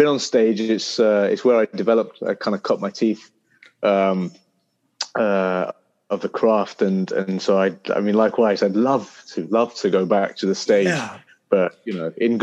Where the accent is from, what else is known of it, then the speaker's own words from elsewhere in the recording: Leicester, East Midlands, United Kingdom; I grew up in a city called Leicester